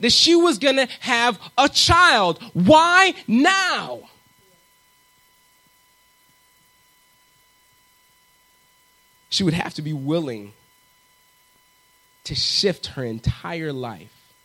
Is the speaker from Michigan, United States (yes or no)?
yes; Southwest Michigan, United States; I grew up in Southwest Michigan